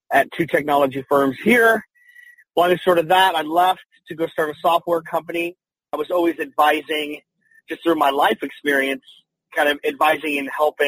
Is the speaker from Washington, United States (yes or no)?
no; Salt Lake City, Utah, United States; moved away as an adult; now in Phoenix, United States; I was born and raised in Salt Lake City, Utah